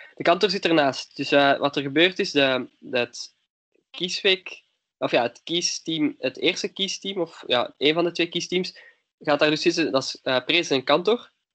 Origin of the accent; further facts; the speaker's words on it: Leuven, Flanders, Belgium; ik ben van Leuven